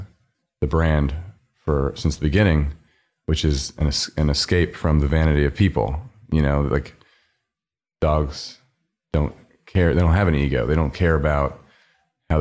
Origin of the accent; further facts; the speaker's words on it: Philadelphia, Pennsylvania, United States; now in New York, United States; I grew up outside of Philadelphia, suburbs, oldest son to Jewish doctors